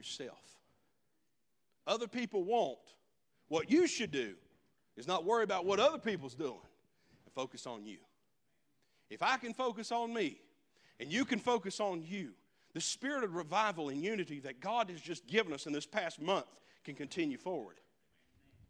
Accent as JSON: {"language": "English", "town": "Leicester", "region": "North Carolina", "country": "United States", "said": "I'm from Leicester"}